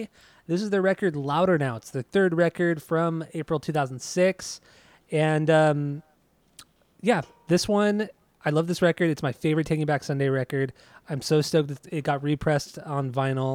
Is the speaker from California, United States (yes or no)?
yes; Orange County, Southern California, United States; Orange County beach